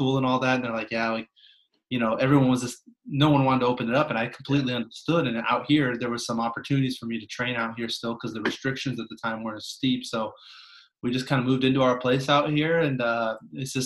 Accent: Mercer Island, Washington, United States; also born or lived in Detroit; I'm from Seattle. I grew up on Mercer Island.

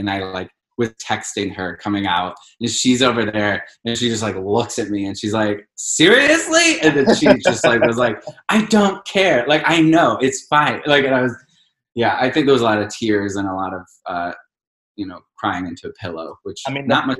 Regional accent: Cleveland, Ohio, United States; Cleveland. The magical land of Cleveland.

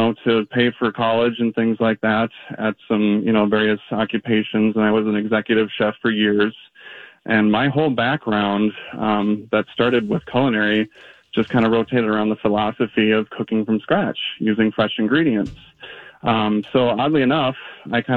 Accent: Minnesota, United States; being a Minnesotan

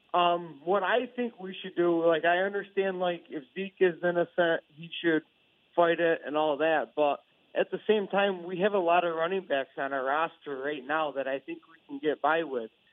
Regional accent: Rochester, New York, United States; I'm from Rochester, New York

